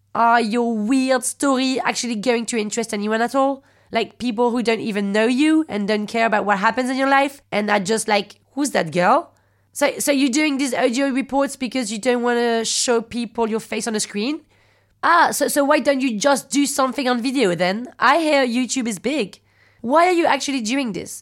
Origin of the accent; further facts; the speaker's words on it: France; accent: French; English is a second language; I'm French